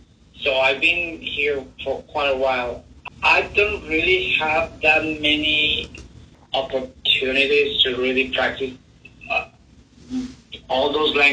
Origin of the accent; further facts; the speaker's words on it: Mexico; first language Spanish; English is a second language; also born or lived in Italy; now in United States; I actually was born in Italy, but I grew up in Mexico. I got into Mexico when I was about 3 months old, so my entire life I was in Mexico. But my family on my father's side is Italian, so I grew up with both languages, Spanish and Italian.